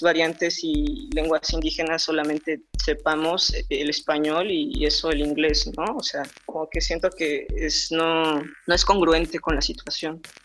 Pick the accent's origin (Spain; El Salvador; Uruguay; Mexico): Mexico; Oaxaca; Nosotros como oaxaqueños